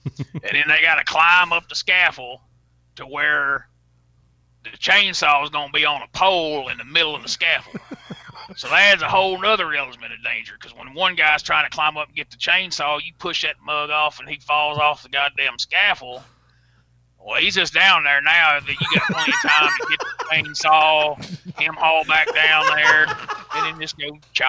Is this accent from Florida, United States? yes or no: no; Alabama, United States